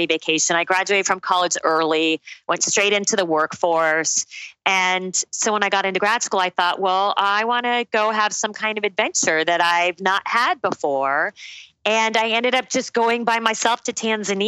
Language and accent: English; Phoenix, Arizona, United States; also born or lived in Tucson, Arizona / Durham, North Carolina; I was born and raised in Phoenix, went down to Tucson for college, to the University of Arizona.